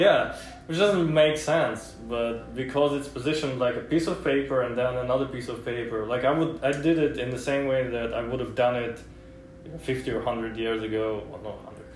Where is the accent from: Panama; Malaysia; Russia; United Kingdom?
Russia; English is a second language; moved away as an adult; now in United States; when I was growing up in Russia